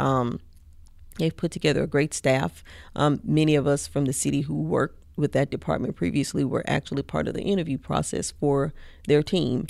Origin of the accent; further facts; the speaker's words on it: Mississippi, United States; now in College Station, United States; I'm originally from Mississippi, like, right on the Mississippi Louisiana border